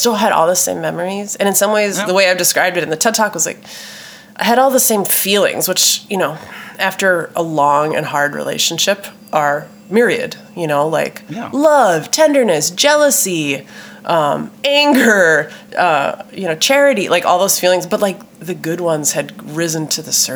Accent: Minneapolis, Minnesota, United States; my home state and my hometown of Minneapolis.

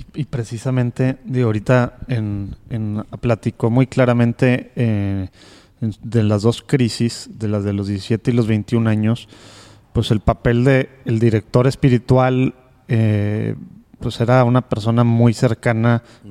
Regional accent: Mexico; nosotros como mexicanos

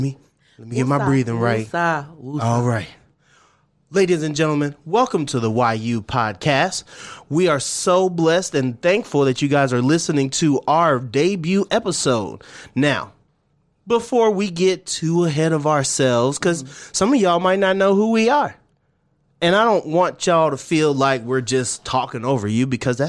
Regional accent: Twentynine Palms, California, United States; also born or lived in the South; 29 Palms. That's right. My hometown is a military town. So I found myself being a California boy, even though we moved around a lot.

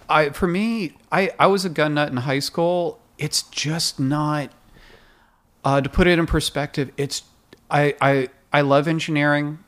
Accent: Livermore, California, United States; also born or lived in Bay Area, California; now in Los Angeles, United States; I was raised in Livermore, California, a redneck town

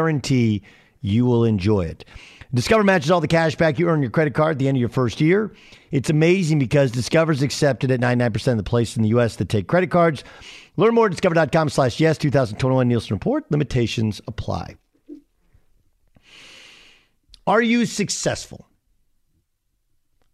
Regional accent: Orange County, California, United States; I didn't wear the surfer gear as a kid despite growing up in Orange County

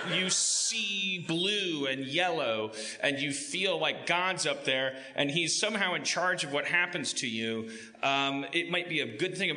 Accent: Milwaukee, Wisconsin, United States; moved away; I'm afraid to go back to my hometown, so this is as close as we'll ever get. I don't know how they'd react to me if I ever went back to Milwaukee.

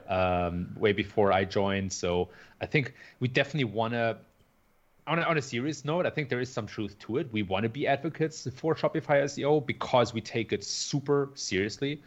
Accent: Germany; moved away as an adult; also born or lived in San Francisco Bay Area, United States; now in Chicago, United States; I was originally born and raised in Germany.

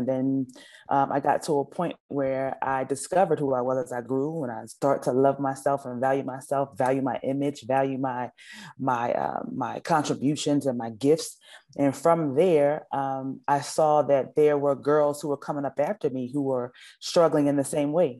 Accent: Philadelphia, Pennsylvania, United States; So I actually lived in North Philly. I'm from North Philadelphia. And Freedom Theater was in my neighborhood

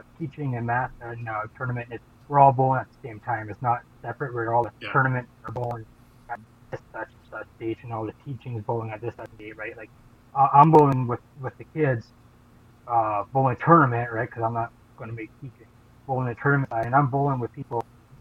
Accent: Fort Frances, Ontario, Canada; also born or lived in Sudbury; I had moved back to my hometown, Fort Frances

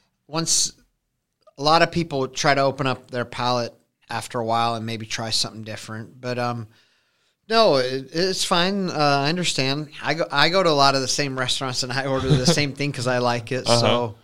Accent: Council Bluffs, Iowa, United States; now in Omaha, United States; So I grew up in Council Bluffs. And then as I got to be about 18, 19 years old, I came over to the Omaha store.

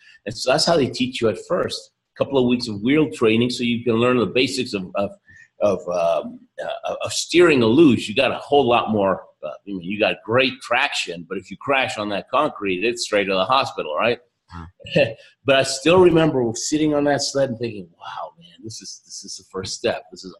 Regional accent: Argentina; born there; I happen to tell him that I was born in Argentina

